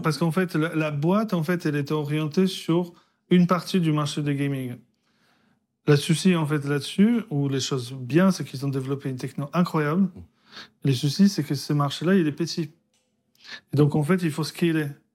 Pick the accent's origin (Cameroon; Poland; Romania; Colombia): Poland; moved away; also born or lived in France; je suis né en Pologne, communiste